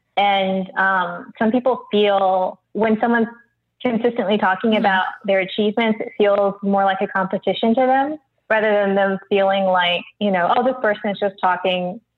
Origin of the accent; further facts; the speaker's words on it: Midwest, United States; now in Los Angeles, United States; I'm from the Midwest, and that's just not how people really talk to one another.